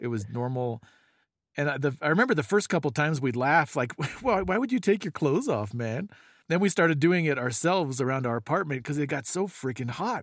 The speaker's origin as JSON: {"language": "English", "region": "California", "country": "United States", "tie": "born or raised there", "said": "we grew up in California"}